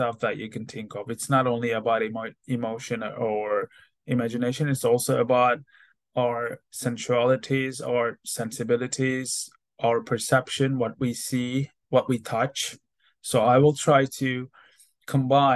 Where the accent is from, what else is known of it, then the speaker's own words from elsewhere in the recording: Turkey; moved away as an adult; also born or lived in Istanbul, Turkey; now in Hamilton, New Zealand; I'm from Turkey